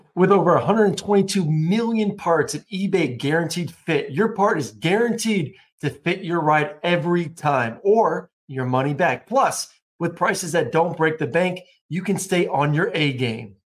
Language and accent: English; Tampa, Florida, United States; now in Atlanta, United States; I grew up in Tampa